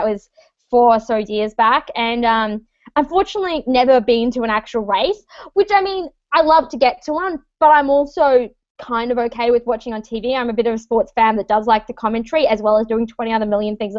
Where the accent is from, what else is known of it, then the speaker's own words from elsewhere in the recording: Australia; moved away as an adult; now in Toronto, Canada; I am Australian, but I call Toronto, Canada home